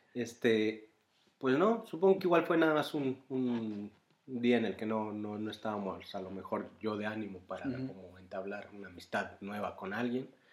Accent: Mexico; now in Bonn, Germany; yo soy mexicano

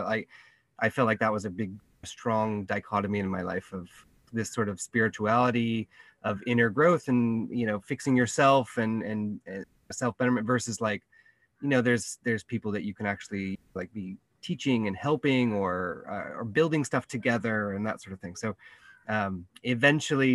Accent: Santa Cruz, California, United States; moved away as an adult; now in Kenya; I'm from California, Santa Cruz, and I grew up very sort of, you know, activist prone

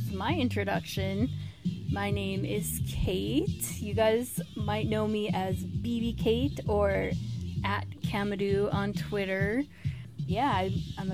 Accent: Arizona, United States; I'm from Arizona.

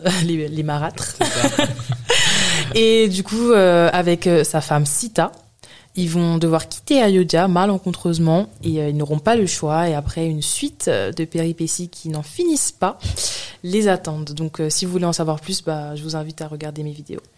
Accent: France; also born or lived in London; now in Paris, France; je suis née en France, je suis française

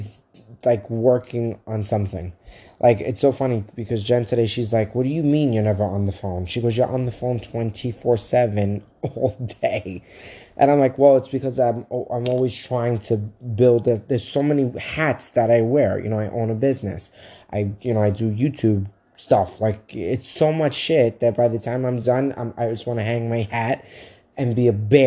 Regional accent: Brooklyn, New York, United States; now in Staten Island, United States; I want it to be Brooklyn, because just because I live where I live in Staten Island, I'm like, it's not where I'm from.

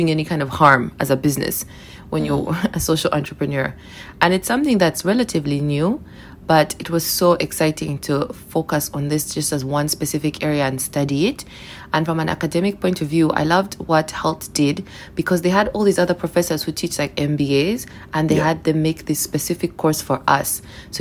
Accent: Uganda; moved away as an adult; also born or lived in England; I moved back to Uganda from England, where I'd done my undergrad

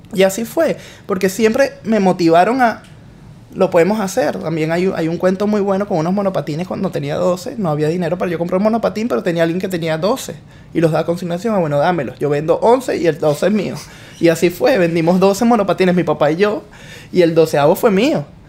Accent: Guatire, Miranda, Venezuela; now in United States; fui selección de Miranda

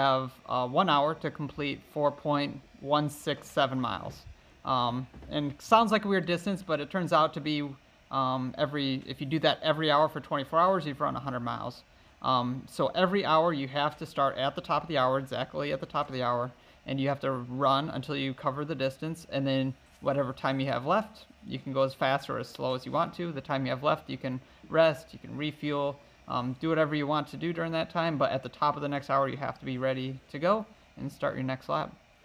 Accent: Michigan, United States; moved away as an adult; now in Wisconsin, United States; So I'm from Michigan originally

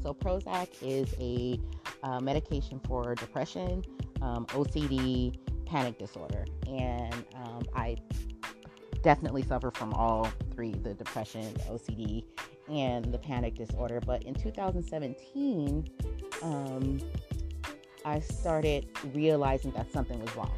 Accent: Southern California, United States; I'm from Southern California and that's where all the palm trees are in Southern California. You know, everybody wants to live over on the west side and wants to experience the beach and the palm trees. And so, yeah, I've lived here my whole entire life

